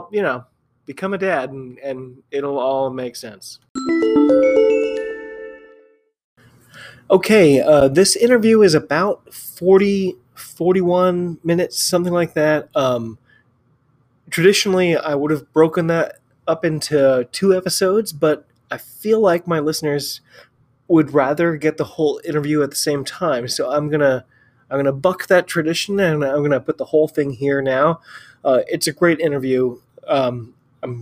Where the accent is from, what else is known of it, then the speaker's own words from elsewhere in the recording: United States; I'm an American